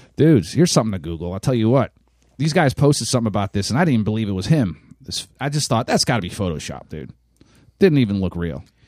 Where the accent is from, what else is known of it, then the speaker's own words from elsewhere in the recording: Ohio, United States; I was born in Ohio